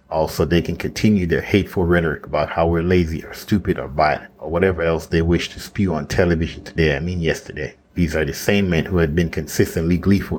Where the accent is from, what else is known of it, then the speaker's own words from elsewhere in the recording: United States; As an American